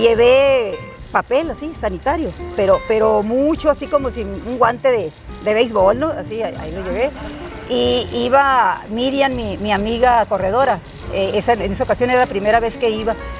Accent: Huatabampo, Sonora, Mexico; Y fue en Guatabampo, en mi tierra

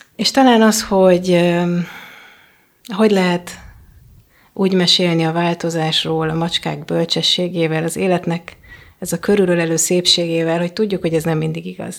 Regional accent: Hungary; first language Hungarian; moved away; a anyanyelvemen

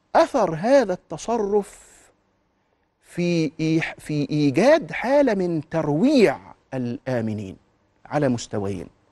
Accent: Egypt; انا كمواطن مصري في المقام الاول مهموم ببلدي

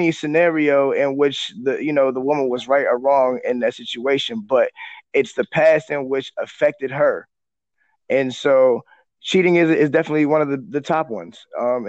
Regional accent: Oakland, California, United States; I'm from Oakland, California.

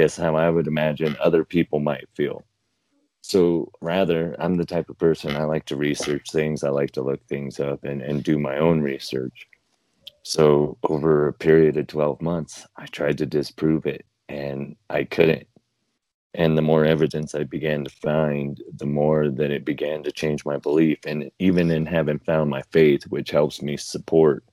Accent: Fort Morgan, Colorado, United States; smaller towns where I grew up in Fort Morgan

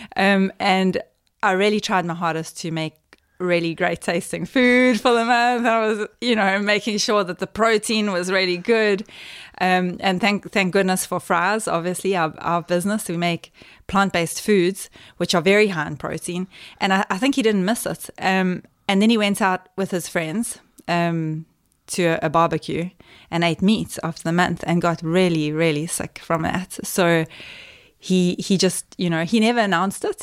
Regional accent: Cato Ridge, KwaZulu-Natal, South Africa; moved away; I grew up in the, in KwaZulu-Natal, which is, um, uh, on the East Coast

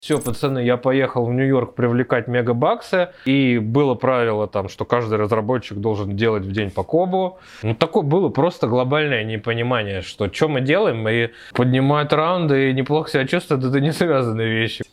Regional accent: Moscow, Russia; Я вообще из Москвы, из Тушина, с простой рабочей крестьянской семьи

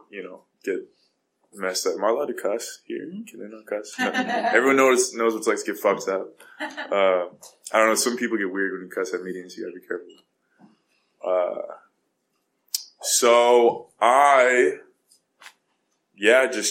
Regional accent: California, United States; I'm from California, and I go to this rehab center in Montana

